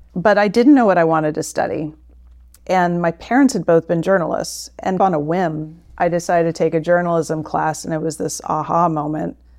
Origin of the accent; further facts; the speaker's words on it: St. Petersburg, Florida, United States; moved away as an adult; also born or lived in St. Louis, Missouri / Singapore; I grew up in Florida, and I was born and raised a University of Florida Gator